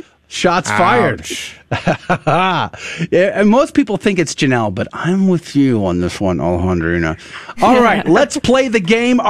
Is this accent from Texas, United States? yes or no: yes; Converse, Texas, United States; moved away; also born or lived in Universal City, Texas; Yeah, I grew up a Converse, a Universal City.